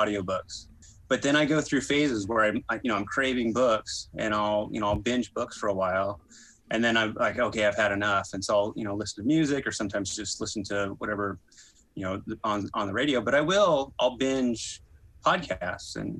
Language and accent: English; north of Fresno near Yosemite, California, United States; also born or lived in Davis, California; now in Oakland, United States; I grew up a little bit north of there, kind of near Yosemite